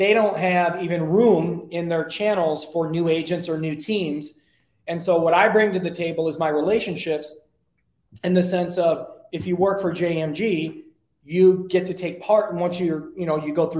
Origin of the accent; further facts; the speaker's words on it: Detroit, Michigan, United States; now in Arizona, United States; I'm from Detroit